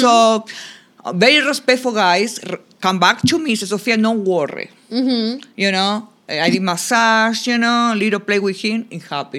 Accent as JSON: {"language": "English", "region": "Buenos Aires", "country": "Argentina", "tie": "born or raised there", "first_language": "Spanish", "second_language": "English", "moved": "yes", "lives_now": "Orlando, United States", "said": "I born in Argentina, Buenos Aires. So I speak, you know, Castellano-Español, a little bit different. But I like a big cities, of course."}